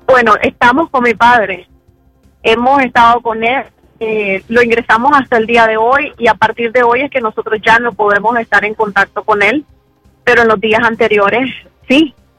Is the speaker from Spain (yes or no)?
no; León, Nicaragua; gente de mi pueblo